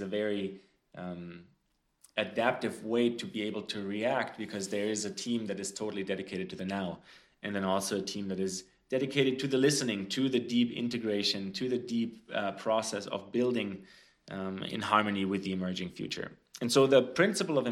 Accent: Frankfurt, Hesse, Germany; moved away; Germany, actually, where I grew up, close to where I grew up in Frankfurt

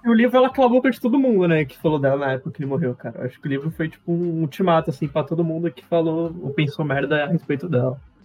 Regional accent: Santos, São Paulo, Brazil; a gente é caiçara, né? Porque a gente é de Santos.

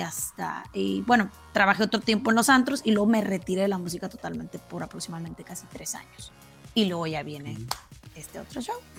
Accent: Matamoros, Tamaulipas, Mexico; first language Spanish; also born or lived in Brownsville, Texas; nací en la ciudad de Brownsville, Texas, pero toda mi vida radiqué en Matamoros, Malipas Mis papás son de Matamoros

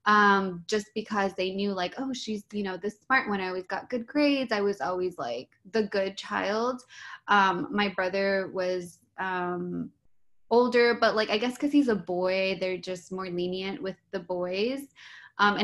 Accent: San Bernardino, California, United States; also born or lived in West Covina; now in Los Angeles, United States; I was born and raised in San Bernardino up until I was like 22

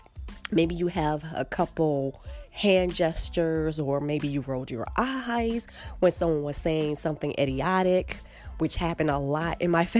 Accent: Chicago, Illinois, United States; growing up in Chicago

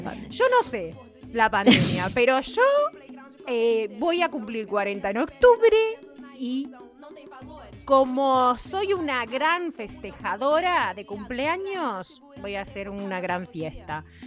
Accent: Libertad, San José, Uruguay; born or raised there

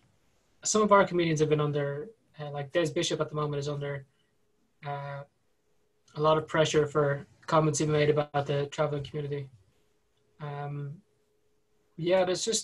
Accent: Ireland; we're from the Republic of Ireland

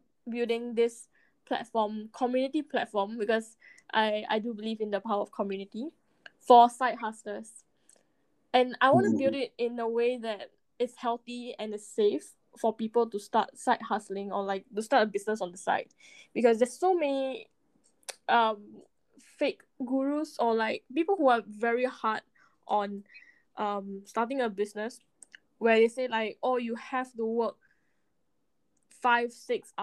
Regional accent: Singapore; born and raised in Singapore

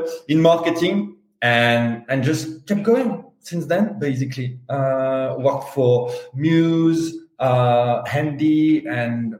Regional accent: France; accent: Strong French; English is a second language; also born or lived in London, United Kingdom; now in Spain; I'm French. Strong French

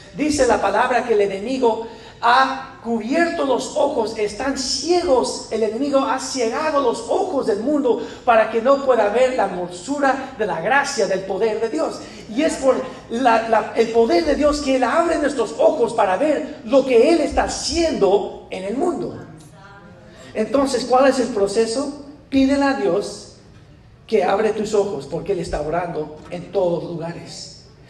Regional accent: United States; yo soy americano, yo soy bien güero

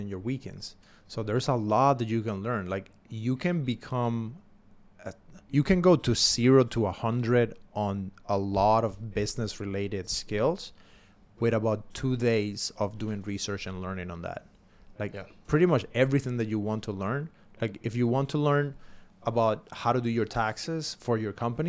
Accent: Cuba; English is a second language; moved away; I came from Cuba

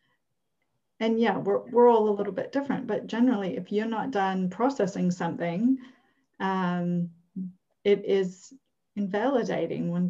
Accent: Minneapolis, Minnesota, United States; moved away; I come from Minneapolis

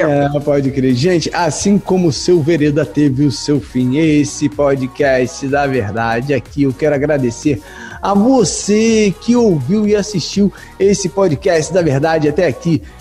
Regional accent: Rio de Janeiro, Brazil; porque eu, infelizmente, sou carioca é raiz, tá?

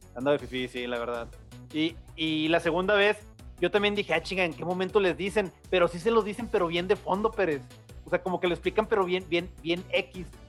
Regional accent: Mexico; Aquí en México somos así

